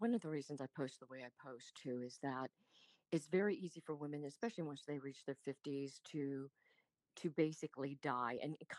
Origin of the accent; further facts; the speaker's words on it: Des Moines, Iowa, United States; accent: Southern; also born or lived in Richmond, United States / North Carolina, United States / New Jersey, United States; So I was born in Richmond. Born in Richmond, and then we lived in North Carolina, New Jersey, and then dad relocated. He became a Marine recruiter and moved to Des Moines, Iowa. So I lost my Southern accent there.